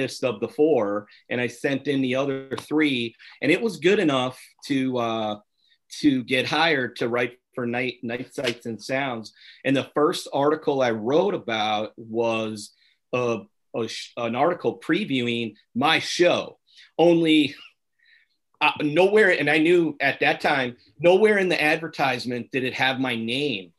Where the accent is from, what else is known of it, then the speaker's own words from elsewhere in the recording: Oshkosh, Wisconsin, United States; now in Los Angeles, United States; my hometown of Oshkosh